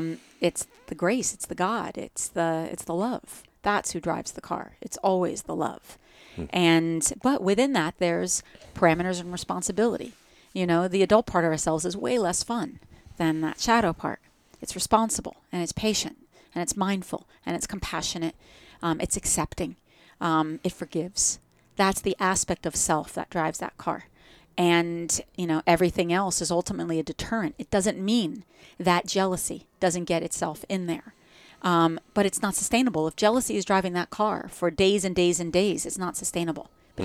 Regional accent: New Jersey, United States; accent: Jersey; I say it with a Jersey accent.

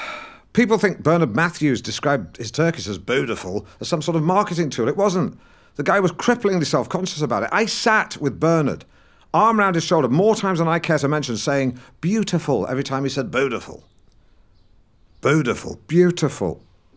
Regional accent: Norwich, East of England, United Kingdom; accent: Norwich; So don't talk to me about dropping the Norwich accent. You don't know the first fucking thing about the Norwich accent, do you, huh?

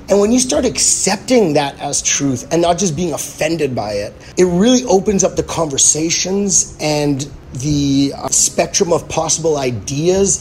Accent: Winnipeg, Manitoba, Canada; being from Winnipeg

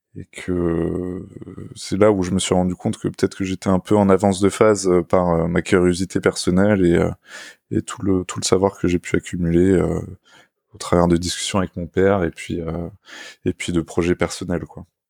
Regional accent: Orsay, Île-de-France, France; j'ai grandi à, à, Orsay, en Essonne, c'est au, sud de Paris

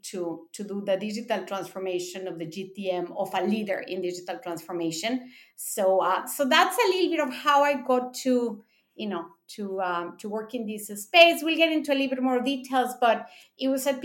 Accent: Mexico; moved away as an adult; also born or lived in Japan; I'm born in Mexico. I grew up in Mexico in a Japanese school. Then I moved to college, to Japan for college.

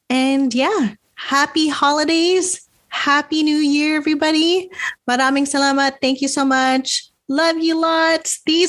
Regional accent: Philippines; We love being Filipino. We love our culture. We love the Filipino culture.

